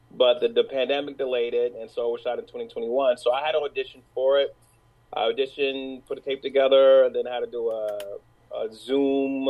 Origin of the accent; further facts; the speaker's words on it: New York City, New York, United States; I'm from New York. I'm from New York City. Uh, born and grew up in Brooklyn Harlem